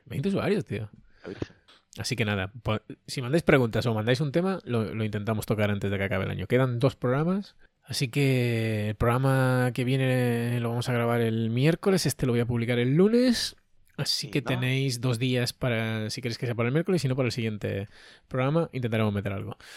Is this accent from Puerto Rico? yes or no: no; Andalusia, Spain